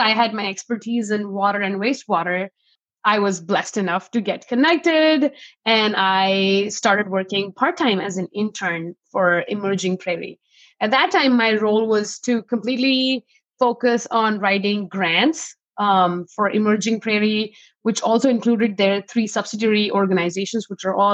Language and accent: English; New Delhi, Delhi, India; moved away as an adult; now in Fargo, United States; I'm originally from New Delhi, India. I came to North Dakota for a school.